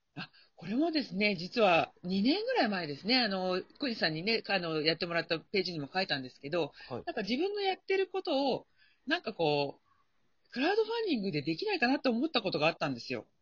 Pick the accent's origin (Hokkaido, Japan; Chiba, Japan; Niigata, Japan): Chiba, Japan; 千葉なんですけれども、地元の